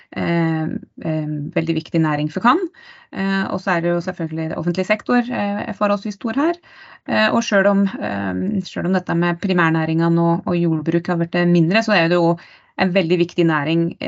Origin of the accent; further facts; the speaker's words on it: Dagali, Buskerud, Norway; Født og oppvokst i Dagali i Hol kommune